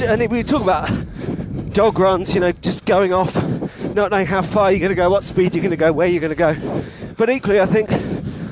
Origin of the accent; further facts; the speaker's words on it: London, United Kingdom; I'm from London.